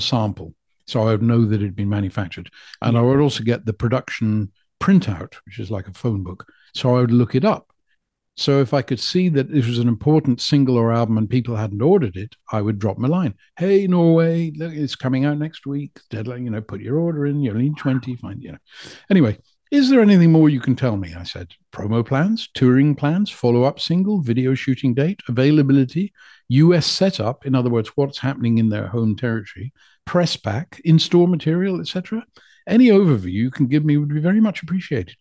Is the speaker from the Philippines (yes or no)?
no; Scottish Borders, Scotland, United Kingdom; moved away as an adult; also born or lived in Carlisle / Leeds; I'm from the Scottish borders to whence I have returned